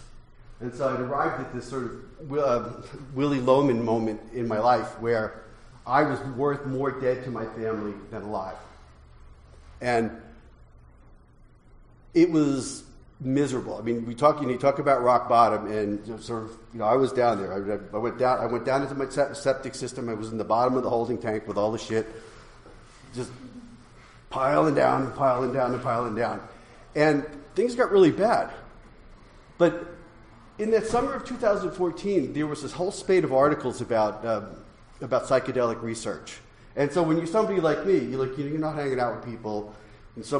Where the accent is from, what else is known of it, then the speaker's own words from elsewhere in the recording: New York, United States; I come from New York